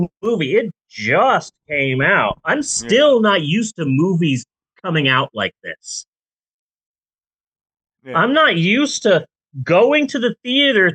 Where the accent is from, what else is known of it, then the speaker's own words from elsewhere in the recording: Phoenix, Arizona, United States; moved away; I grew up in Phoenix